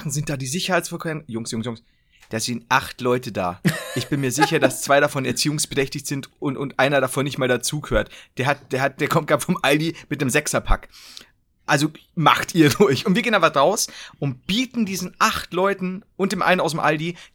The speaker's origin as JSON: {"language": "German", "region": "Bavaria", "country": "Germany", "said": "ich bin Bayer, ich habe keine Wahl."}